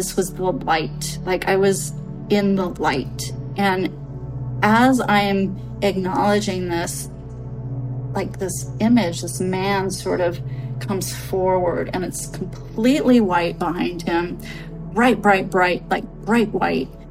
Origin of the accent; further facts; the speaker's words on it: Redwood City, California, United States; I was born in Redwood City.